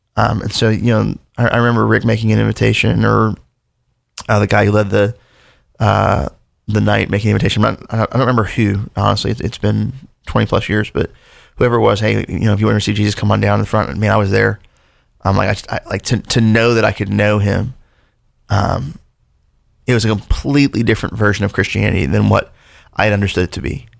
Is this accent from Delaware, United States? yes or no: yes; Delaware, United States; also born or lived in Louisville, Kentucky; I was born in Louisville, Kentucky. Uh, we lived there until I was seven, then moved to Delaware when I was a kid.